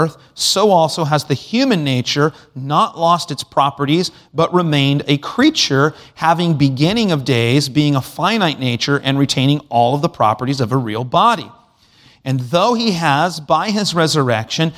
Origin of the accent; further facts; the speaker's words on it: United States